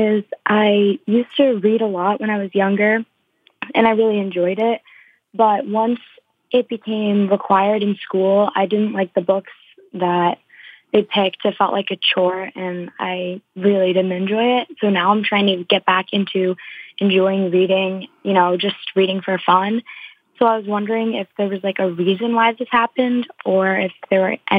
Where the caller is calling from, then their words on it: Massachusetts, United States; I'm from Massachusetts.